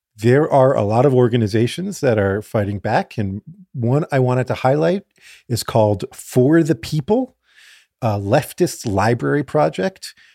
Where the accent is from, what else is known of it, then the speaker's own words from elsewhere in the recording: South Florida, United States; I grew up in South Florida